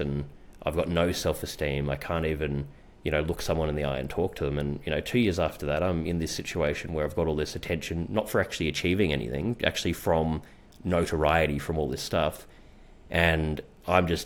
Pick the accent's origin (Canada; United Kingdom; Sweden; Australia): Australia; Melbourne, Victoria; I actually became, very well known in where I grew up in Melbourne.